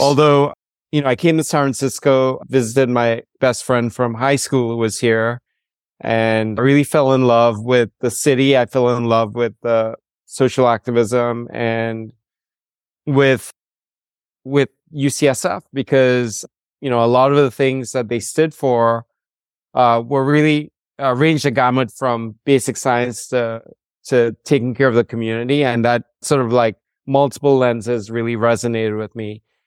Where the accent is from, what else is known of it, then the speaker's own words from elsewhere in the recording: Trinidad & Tobago; moved away as an adult; also born or lived in Rhode Island, United States; I'm from the Caribbean, from Trinidad and Tobago, the home of the steel band Calypso and Limbo.